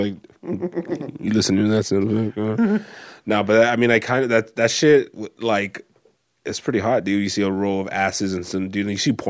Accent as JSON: {"language": "English", "country": "Mexico", "said": "If I do it right, you know, I'll fucking die in my home country."}